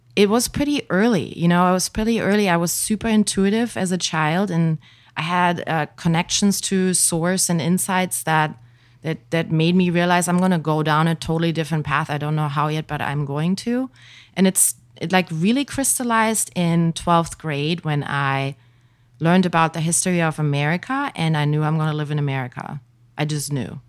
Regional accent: village near Hanover, Lower Saxony, Germany; moved away; I grew up in a tiny little village. The next big known town would be Hanover

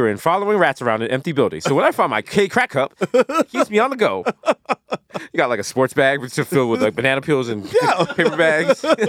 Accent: New York City, New York, United States; I'm from the Bronx.

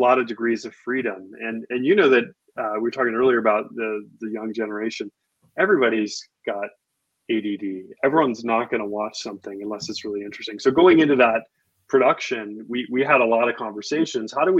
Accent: Midwest, United States; moved away; I grew up in the Midwest. I was in high school when all the John Hughes movies were coming out, where they were being shot.

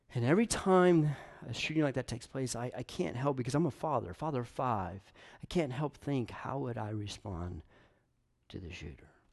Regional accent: Knoxville, Tennessee, United States; I'm a Tennessee guy. I'm from Knoxville.

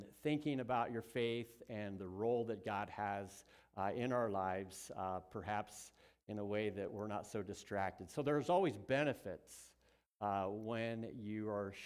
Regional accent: Southern California, United States; moved away; I was born in Southern California

